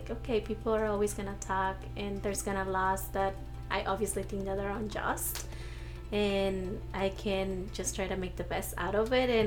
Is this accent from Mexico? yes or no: yes; Mexico; accent: accent; now in United States; And even being questioned, like, not only like being raised here, but also being questioned that I wasn't Mexican, right?